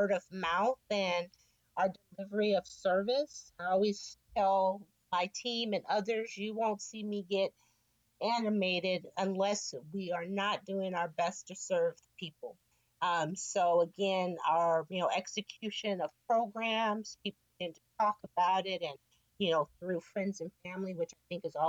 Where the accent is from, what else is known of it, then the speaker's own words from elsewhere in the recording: San Francisco, California, United States; Born and raised in San Francisco, proud to say. Grew up in the Excelsior District